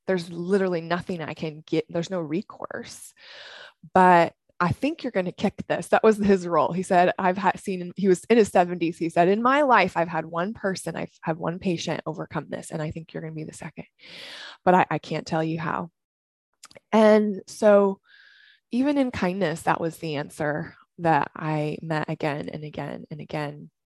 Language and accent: English; Washington, United States; moved away as an adult; also born or lived in Southern California; I'm originally from Washington State. I came down to Southern California to run track.